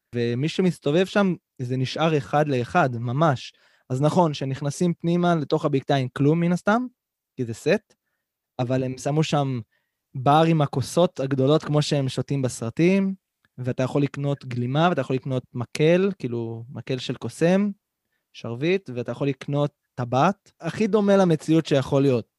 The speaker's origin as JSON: {"language": "Hebrew", "region": "Central Israel", "country": "Israel", "tie": "born or raised there", "said": "בתור ילד, שגם גר במרכז הארץ"}